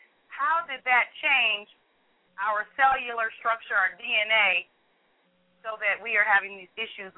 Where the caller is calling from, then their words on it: Cleveland, Ohio, United States; I'm calling from Cleveland, Ohio.